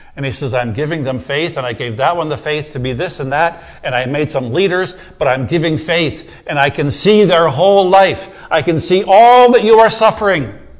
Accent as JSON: {"language": "English", "country": "United States", "said": "I'm American does not mean I'm a Christian"}